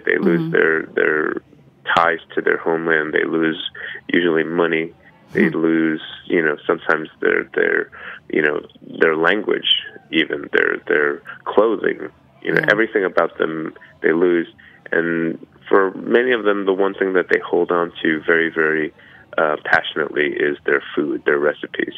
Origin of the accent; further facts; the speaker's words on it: United States; also born or lived in Brooklyn, New York / American South / Korea (ancestry); my identity as an American